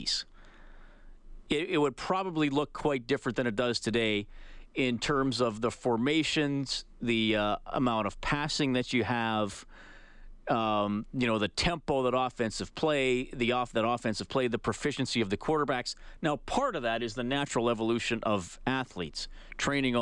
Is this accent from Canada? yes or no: yes; Canada; because we are Canadian